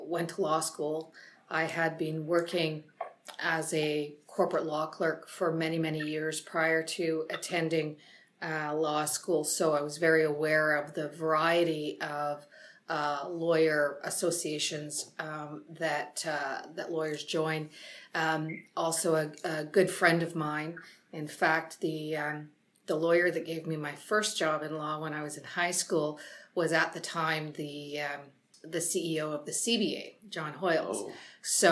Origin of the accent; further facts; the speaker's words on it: Northern Ontario, Canada; now in Ottawa, Canada; I grew up in Northern Ontario